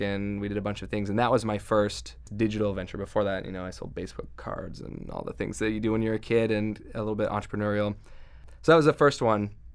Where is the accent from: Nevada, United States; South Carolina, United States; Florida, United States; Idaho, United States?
Idaho, United States; Southeast; I grew up in Southeast Idaho where there was not a whole lot of internet